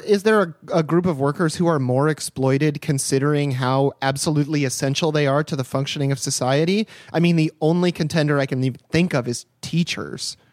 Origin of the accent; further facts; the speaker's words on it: United States; I'm an American living in America, podcasting from America